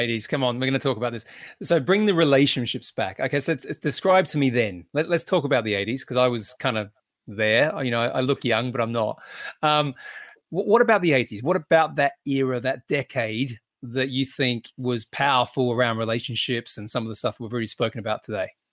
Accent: Australia; being Australian

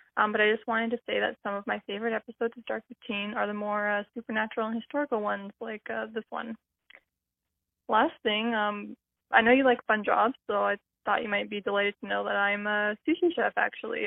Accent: Vancouver Island, British Columbia, Canada; I'm from Vancouver Island

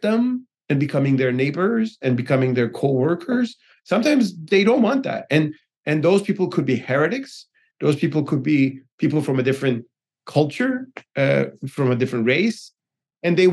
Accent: Turkey; moved away as an adult; now in United States; I'm from Turkey

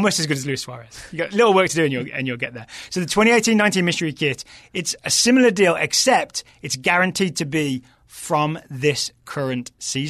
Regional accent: England, United Kingdom; as a neutral, I kind of lean England, I guess, just being English, but it was really enjoyable to watch here in the office.

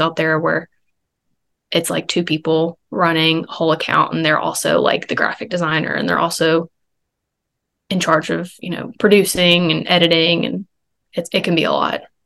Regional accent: Alabama, United States; I had to work the next day back in my hometown

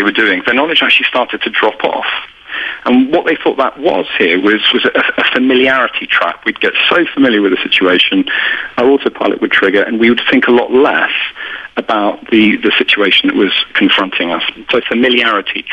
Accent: United Kingdom; accent: British

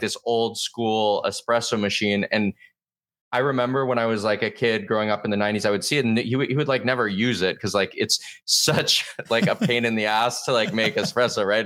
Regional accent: Southern California, United States; moved away as an adult; also born or lived in Boston; I'm from Southern California originally.

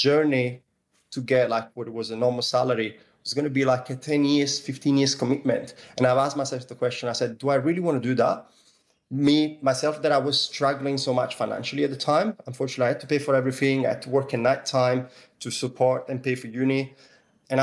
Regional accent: Italy; English is a second language; now in Sydney, Australia; as you can probably hear from my accent, I come from Italy, even though I've been living in different cities and traveling all over the world.

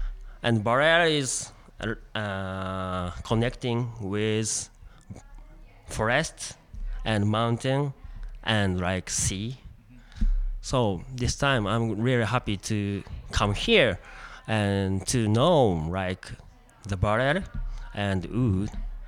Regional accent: Aichi, Japan; English is a second language; I'm from Japan, Aichi.

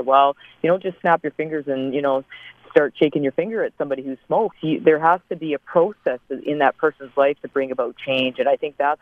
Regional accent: Canada; I'm a Canadian obstetrician, work here at McMaster University

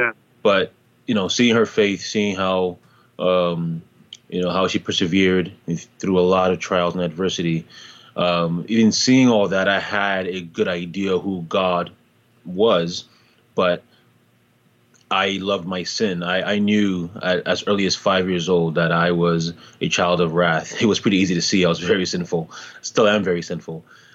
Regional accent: Toronto, Ontario, Canada; also born or lived in Ghana / Montreal; now in United States; But I was born originally in Ghana, West Africa, and I moved to Canada when I was 10 years old. Originally, I lived in Montreal, the French city in Canada, and then I moved to Toronto when I was about 13.

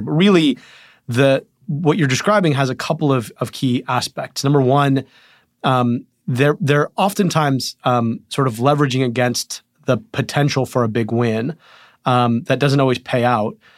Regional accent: Rochester Hills, Michigan, United States; I was born in Crittenton Hospital in Rochester Hills, Michigan

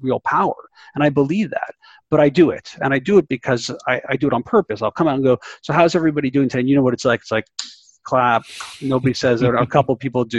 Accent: Canada; I'm Canadian.

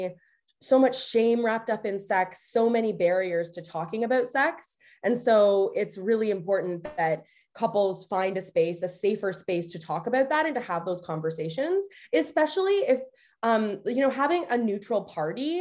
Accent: Canada; now in United States; I am Canadian

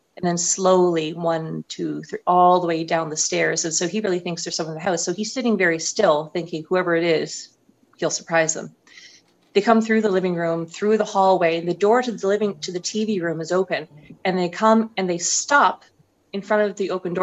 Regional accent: St. Andrews, New Brunswick, Canada; moved away as an adult; now in Montreal, Canada; I'm from New Brunswick. I was born and raised there, went to university there. I come from a small town, very small, called St. Andrews

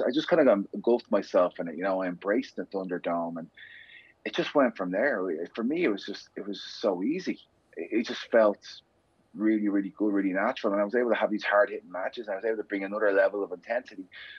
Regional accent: Dublin, Leinster, Ireland; I grew up in inner city Dublin. I grew up in Cabra.

